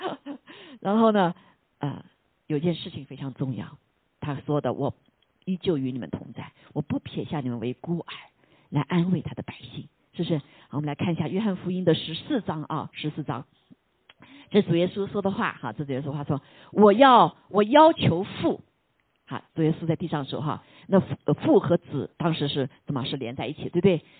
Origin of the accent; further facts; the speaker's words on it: China; 我们中国人说的天就是老天爷